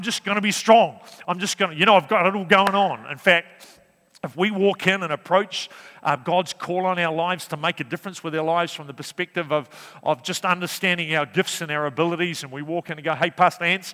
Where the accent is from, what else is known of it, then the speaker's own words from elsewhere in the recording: Napier, Hawke's Bay, New Zealand; also born or lived in Wellington; now in Cambridge, New Zealand; I was brought up in Hawke's Bay, born in Napier